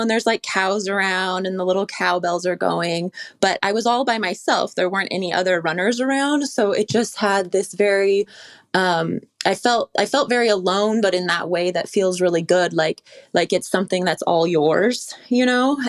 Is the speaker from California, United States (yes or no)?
yes; California, United States; I grew up in the Lake Tahoe area